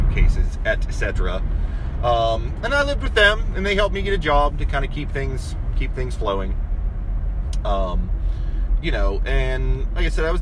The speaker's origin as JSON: {"language": "English", "town": "Martins Ferry", "region": "Ohio", "country": "United States", "tie": "born or raised there", "also_born_or_lived": "Florida", "moved": "as an adult", "lives_now": "Columbus, United States", "said": "I'm from Martins Ferry, you know, St. Clairsville, Bridgeport, Bel Air, Wheeling, you know, all that area is what I'm talking to when I'm talking about the Ohio Valley. And it was a fine place to grow up"}